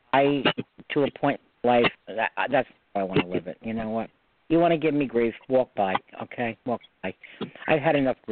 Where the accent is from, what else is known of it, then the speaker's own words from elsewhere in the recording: New York suburbs, United States; accent: New York; I got the New York accent. I live about 40 miles from the city. I grew up in the suburbs.